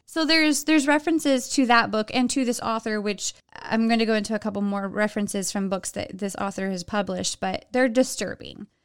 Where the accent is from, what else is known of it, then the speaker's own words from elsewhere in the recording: Texas, United States; I'm from Texas, so I can make that accent and get away with it.